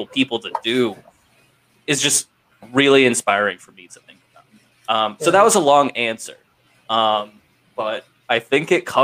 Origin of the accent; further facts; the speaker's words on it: Ohio, United States; I grew up in Ohio